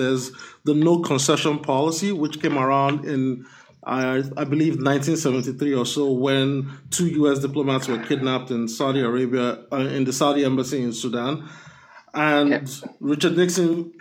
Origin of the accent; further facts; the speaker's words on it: Lagos, Nigeria; I was born and raised in Lagos, Nigeria